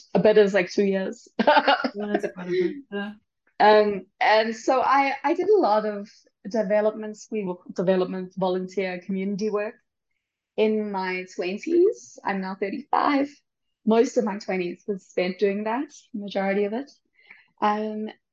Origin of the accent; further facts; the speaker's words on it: Durban, KwaZulu-Natal, South Africa; moved away as an adult; also born or lived in Cape Town / Stellenbosch; now in Mexico City, Mexico; I can speak some Zulu because I'm from Durban. And in Durban is by KwaZulu-Natal, and I went to public school. And so we started learning Zulu, I think, when we were 8